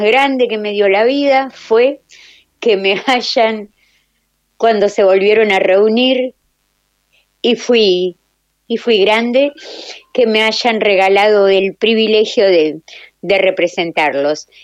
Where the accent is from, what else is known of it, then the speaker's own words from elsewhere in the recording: Lanús, Buenos Aires Province, Argentina; now in Patagonia, Argentina; si bien vivo en el sur, vivo en la Patagonia, soy de Valentina Alcina, soy de Lanús